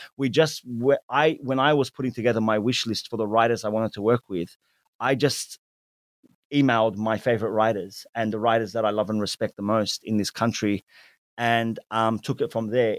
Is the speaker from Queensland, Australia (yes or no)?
no; Sydney, New South Wales, Australia; accent: Western Sydney Arab Australian English; also born or lived in Lakemba; when I was growing up in Sydney's inner west, you know, as a child, I was a very white community.